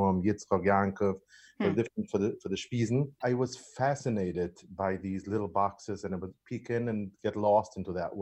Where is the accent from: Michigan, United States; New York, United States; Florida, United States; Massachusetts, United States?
New York, United States; New York City; born and raised in Brooklyn, Williamsburg, Brooklyn, the Hasidic part of Williamsburg.